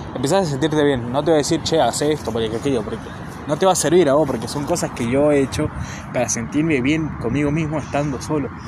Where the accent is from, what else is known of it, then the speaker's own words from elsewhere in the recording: Argentina; no soy de Buenos Aires, soy de provincia